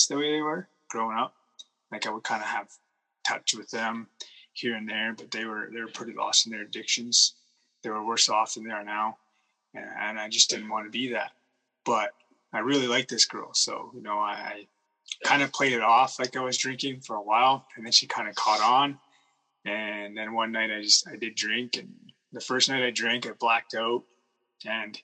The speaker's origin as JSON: {"language": "English", "area": "Kootenays", "region": "British Columbia", "country": "Canada", "tie": "born or raised there", "also_born_or_lived": "Okanagan, British Columbia", "said": "we moved from the Kootenays to the Okanagans"}